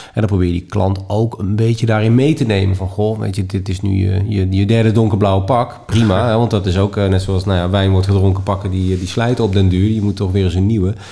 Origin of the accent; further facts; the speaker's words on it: Netherlands; We blijven nuchtere Hollanders